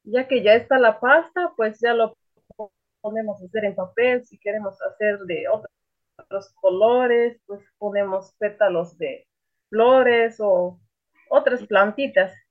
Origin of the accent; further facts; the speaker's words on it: Oxchuc, Chiapas, Mexico; es de Oshuk, yo hablo celtal.